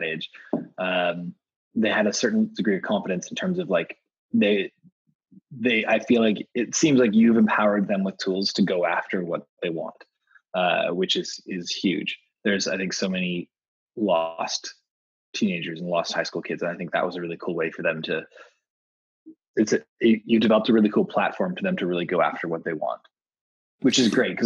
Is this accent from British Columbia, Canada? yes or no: yes; Vancouver, British Columbia, Canada; also born or lived in Amsterdam / Spain / Denmark; now in New York, United States; originally I'm from Vancouver, Canada.